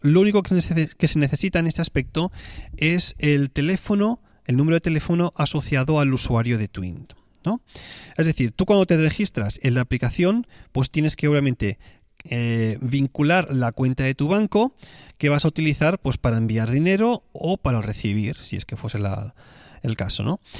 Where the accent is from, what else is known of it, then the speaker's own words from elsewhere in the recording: Tarragona, Catalonia, Spain; moved away; la ciudad donde yo voy a veranear, que es Tarragona, mi ciudad natal